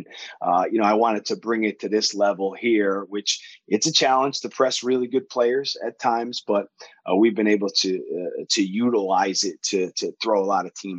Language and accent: English; Connecticut, United States; moved away as an adult; now in Leicester, United Kingdom; Yes. I grew up in Connecticut in the 80s